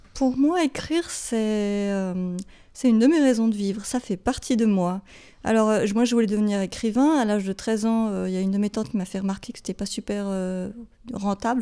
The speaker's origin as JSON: {"language": "French", "region": "Geneva", "country": "Switzerland", "tie": "born or raised there", "also_born_or_lived": "Beirut, Lebanon", "first_language": "English", "second_language": "French", "said": "je suis genevoise, j'ai grandi ici, j'ai fait toutes mes études ici"}